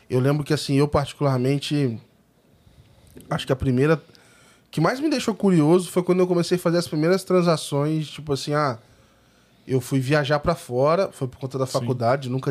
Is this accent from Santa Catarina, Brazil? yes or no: no; São Paulo, Brazil; Sou de São Paulo.